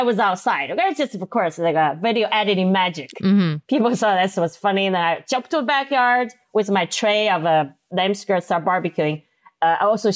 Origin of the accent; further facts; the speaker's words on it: Chengdu, Sichuan, China; English is a second language; moved away as an adult; also born or lived in Minnesota; now in United States; I'm from Sichuan, China, and we eat a lot of spicy food